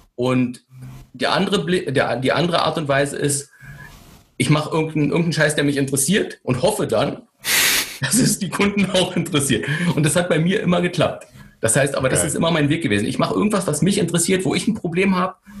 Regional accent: Berlin, Germany; ich bin in Berlin geboren, in Westberlin, ein paar hundert Meter von der Mauer.

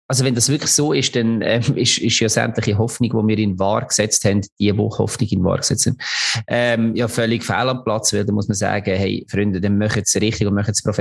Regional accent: Lucerne, Switzerland; obwohl man als Luzerner natürlich nicht ganz unglücklich war

